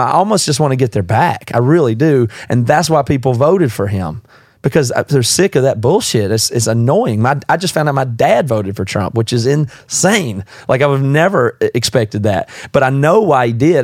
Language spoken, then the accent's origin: English; the South, United States; moved away; also born or lived in South Carolina; I'm from the South